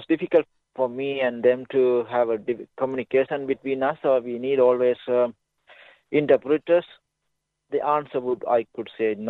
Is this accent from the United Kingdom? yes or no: no; Sri Lanka; English is a second language; moved away as an adult; now in Ballarat, Australia; a refugee from Sri Lanka. I come to this, live in Ballarat, but I couldn't speak any English